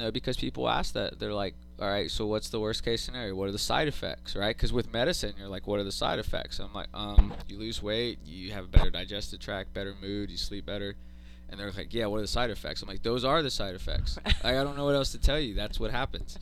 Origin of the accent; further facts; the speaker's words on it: Austin, Texas, United States; I grew up here in Austin